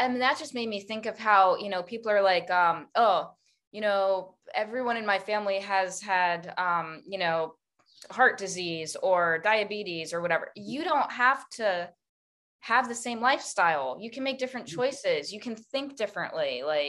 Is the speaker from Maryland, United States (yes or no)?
yes; Maryland, United States; But like, it's some weird Northeastern accent that I'm from Maryland, but I've never lived up in the Northeast.